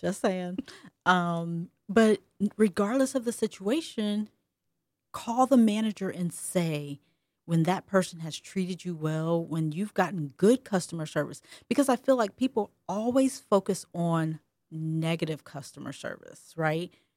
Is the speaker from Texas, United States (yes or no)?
no; Ohio, United States; also born or lived in Alabama; me growing up in Ohio and not having that good old Alabama accent